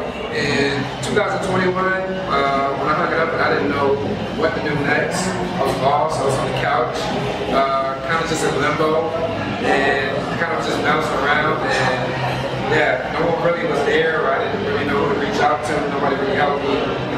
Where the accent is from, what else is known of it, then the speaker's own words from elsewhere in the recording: Newport News, Virginia, United States; also born or lived in Norfolk / Chesapeake; It's a hard question, man. I moved around so much when I was a kid, but I'm going to claim Newport News.